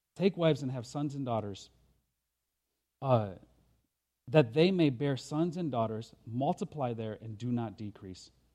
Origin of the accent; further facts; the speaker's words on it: Lansing, Michigan, United States; moved away; also born or lived in Senegal; I'm a carpenter from Lansing. That's where I got my start